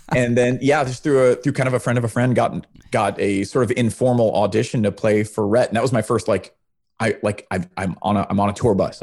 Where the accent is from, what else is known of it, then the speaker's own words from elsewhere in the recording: Charlottesville, Virginia, United States; moved away; I'm from Charlottesville